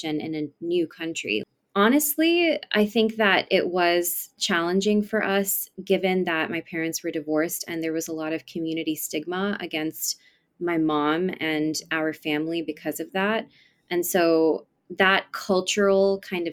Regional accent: East Bay area, California, United States; also born or lived in San Francisco, California; I was born in San Francisco, California, and I grew up in the East Bay area

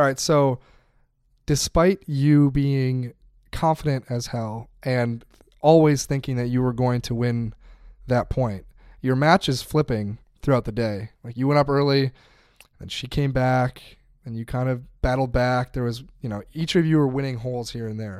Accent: United States; I'm speaking as American here

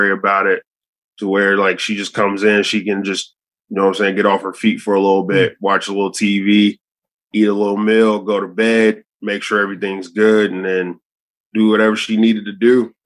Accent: Fairfield, Ohio, United States; also born or lived in Cincinnati, Ohio; I'm from Cincinnati, Ohio. Grew up in Fairfield, which is basically Cincinnati, just like 10 minutes away

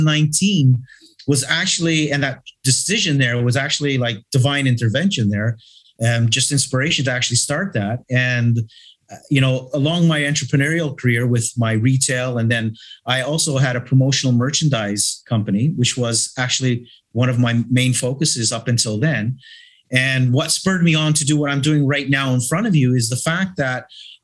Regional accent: Toronto, Ontario, Canada; now in Malta; I am originally from Toronto, Canada, but I have been here for 42 years.

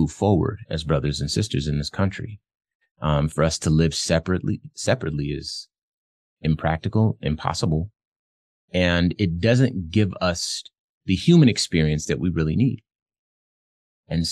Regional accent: Phoenix, Arizona, United States; I'm from Phoenix.

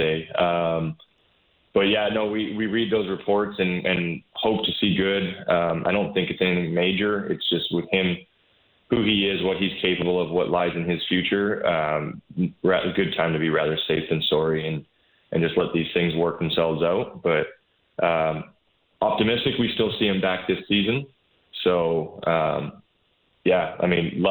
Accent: Vancouver, British Columbia, Canada; my hometown team

